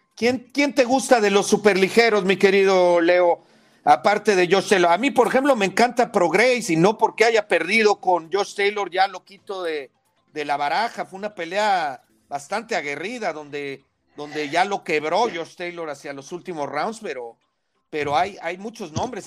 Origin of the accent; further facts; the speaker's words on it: Mexico; los que somos mexicanos